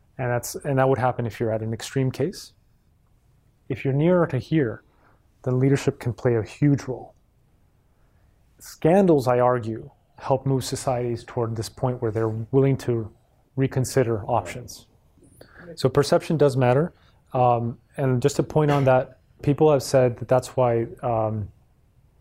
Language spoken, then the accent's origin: English; Mexico; moved away